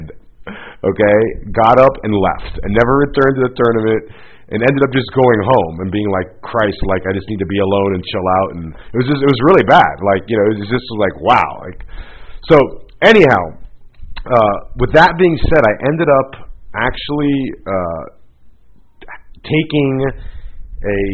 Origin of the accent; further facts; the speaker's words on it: Florida, United States; moved away; I grew up in Florida